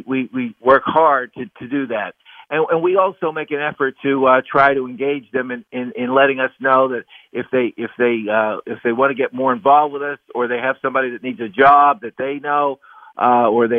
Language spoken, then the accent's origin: English; Pennsylvania, United States; my home state, Pennsylvania